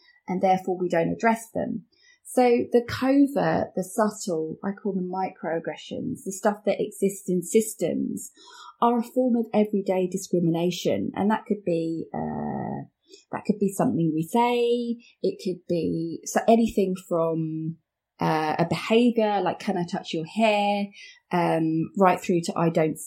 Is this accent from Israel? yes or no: no; Watford, East of England, United Kingdom; I'm from here. I was born here